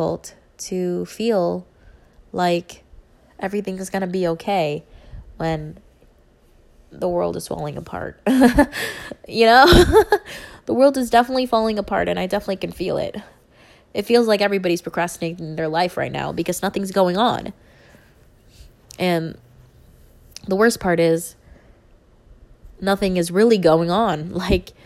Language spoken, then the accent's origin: English; Philippines; I'm Filipino